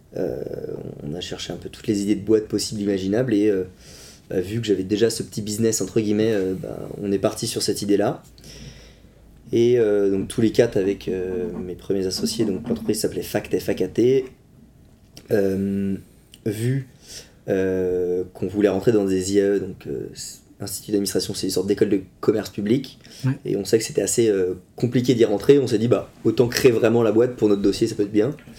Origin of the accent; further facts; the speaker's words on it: Vitré, Brittany, France; also born or lived in Poitiers; je suis originaire de Vitré, donc local